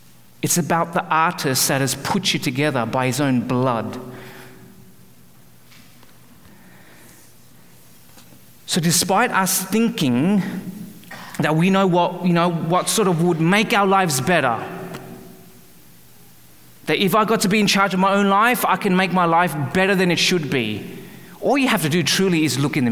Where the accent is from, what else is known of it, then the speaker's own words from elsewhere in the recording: Australia; moved away as an adult; also born or lived in Calgary, Canada; now in Vancouver area, Canada; I was born and raised in Australia